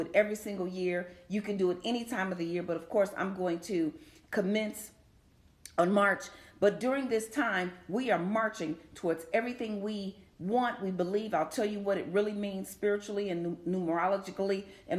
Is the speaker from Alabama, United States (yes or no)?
no; Chicago, Illinois, United States; I'm from Chicago